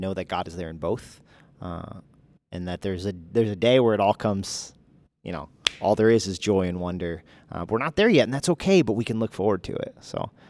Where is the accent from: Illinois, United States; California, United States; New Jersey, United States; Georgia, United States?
New Jersey, United States; moved away; I'm from Jersey